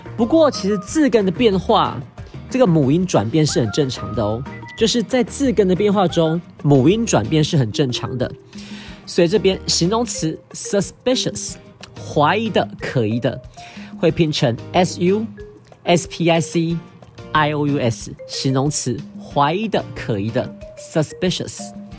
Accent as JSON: {"language": "Chinese", "country": "Taiwan", "said": "我是台湾来的"}